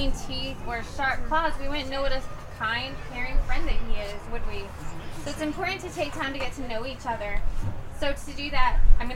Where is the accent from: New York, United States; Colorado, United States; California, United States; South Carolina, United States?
Colorado, United States; I was born in Colorado and I grew up on a farm